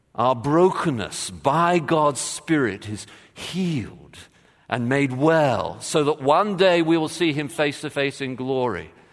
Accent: England, United Kingdom; moved away; I did play, um, soccer growing up, of course, as just about every Englishman has

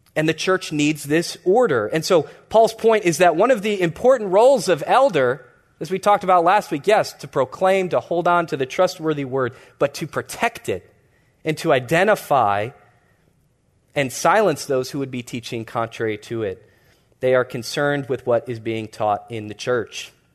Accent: Chicago, Illinois, United States; I grew up in the Hyde Park neighborhood in Chicago

